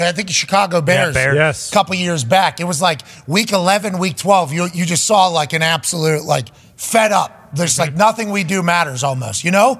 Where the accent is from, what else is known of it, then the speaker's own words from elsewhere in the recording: Canada; I'm from Canada.